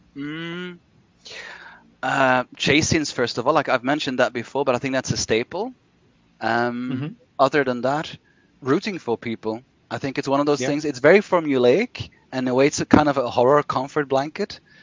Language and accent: English; Brussels, Brussels-Capital Region, Belgium; set in Brussels, Belgium, my hometown.